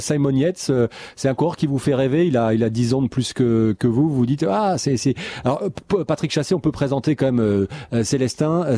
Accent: France; on est français un peu chauvin

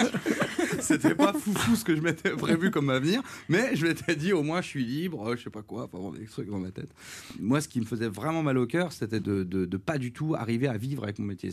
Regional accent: Charleville-Mézières, Grand Est, France; moved away; je viens du une ville qui est assez pauvre. Charleville

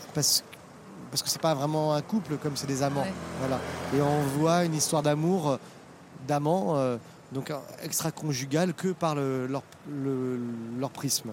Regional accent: Paris, Île-de-France, France; moi je suis parisien

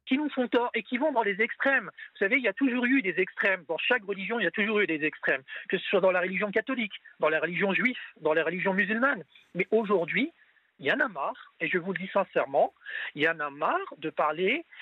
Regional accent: France; je suis français de confession musulmane

